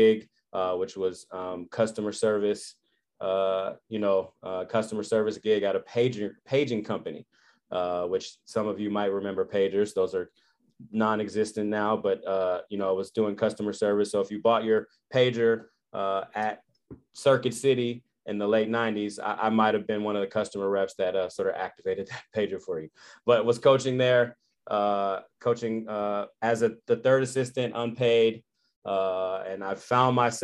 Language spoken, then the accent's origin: English; Berkeley, California, United States; born and raised in Berkeley, California